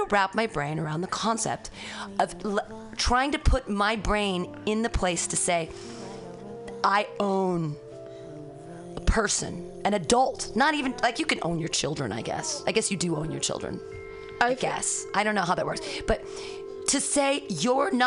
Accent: United States; I'm an American. I'm a United States.

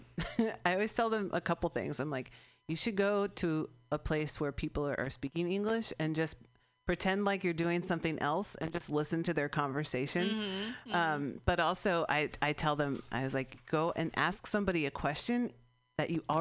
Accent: California, United States; I'm from California.

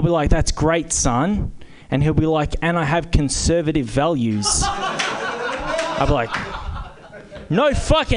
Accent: Berkeley, California, United States; now in Oakland, United States; I'm from Berkeley

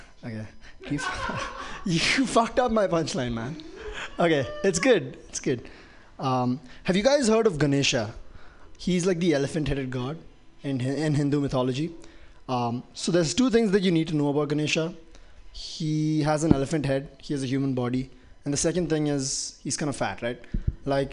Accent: Dubai, United Arab Emirates; moved away; I grew up in Dubai

